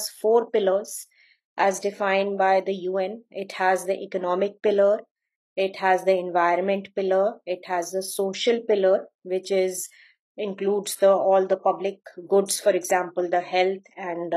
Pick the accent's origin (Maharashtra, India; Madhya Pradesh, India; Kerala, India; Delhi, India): Madhya Pradesh, India; Bhopal; moved away; I grew up in Bhopal in Madhya Pradesh, in the state of Madhya Pradesh in India